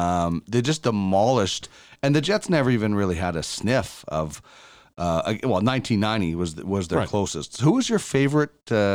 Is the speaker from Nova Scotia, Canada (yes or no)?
no; Winnipeg, Manitoba, Canada; I grew up in Winnipeg.